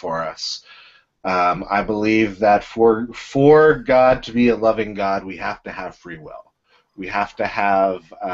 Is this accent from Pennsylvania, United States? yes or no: yes; Pittsburgh, Pennsylvania, United States; now in Baltimore, United States; I'm from Pittsburgh